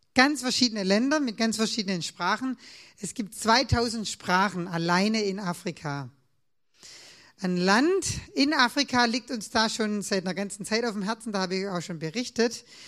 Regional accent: Swabia, Germany; Als Schwabe

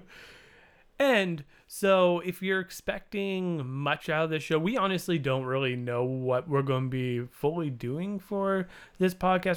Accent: Canada; we're Canadian

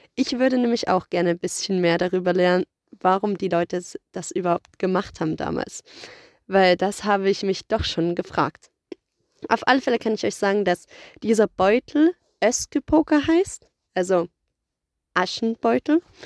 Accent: Germany; bei uns in Deutschland

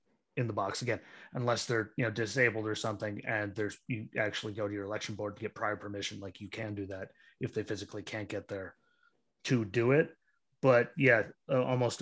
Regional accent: Pennsylvania, United States; my home state of Pennsylvania

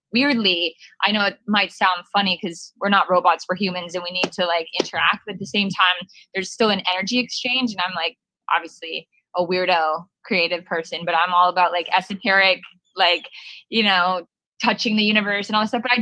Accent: Canada; I'm not even an LA girl. I'm actually from Canada

